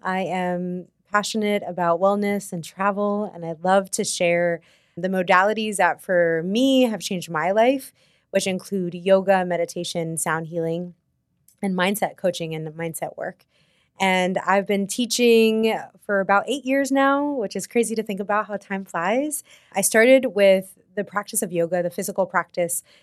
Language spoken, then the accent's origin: English; New York, United States; as a New Yorker